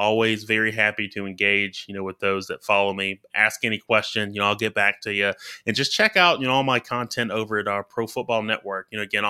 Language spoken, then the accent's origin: English; Alabama, United States; just from growing up in Alabama. Like, I follow the SEC closely, especially the University of Alabama.